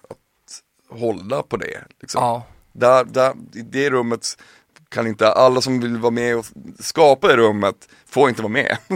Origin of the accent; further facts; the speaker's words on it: Piteå, Norrbotten County, Sweden; moved away as an adult; jag kommer ju från Piteå, jag, när jag var 18 så, det är ungefär samma storlek som Alingsås.